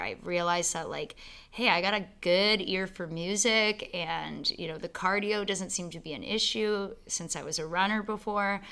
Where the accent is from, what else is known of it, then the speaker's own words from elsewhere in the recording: London, Ontario, Canada; also born or lived in Calgary / Waterloo / Toronto; I was born in Calgary, but I grew up in London.